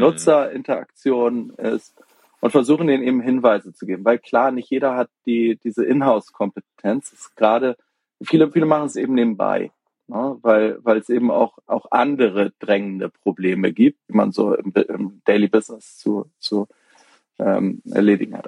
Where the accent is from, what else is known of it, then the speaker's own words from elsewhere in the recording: Hamburg, Germany; moved away as an adult; ich komme aus Hamburg, auch gebürtig, habe hab allerdings viele Jahre im Ausland gelebt, also bin zum Studium aus Hamburg raus